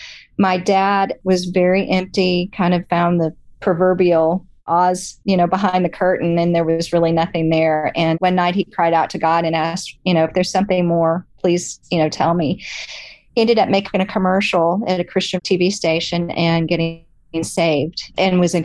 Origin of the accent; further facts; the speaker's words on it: Dallas, Texas, United States; I grew up in Dallas, Texas.